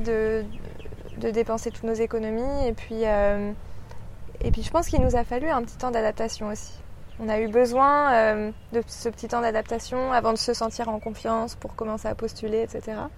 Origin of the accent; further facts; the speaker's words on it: Paris, Île-de-France, France; accent: French; moved away as an adult; now in Sydney, Australia; je viens de Paris et ça fait euh, trois ans que je suis euh, à Sydney